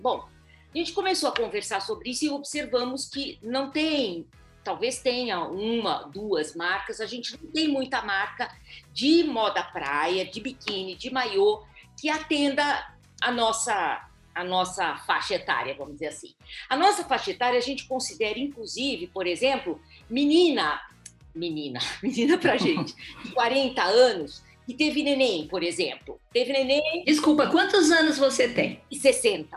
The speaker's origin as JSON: {"language": "Portuguese", "region": "Minas Gerais", "country": "Brazil", "said": "nós somos mineiras"}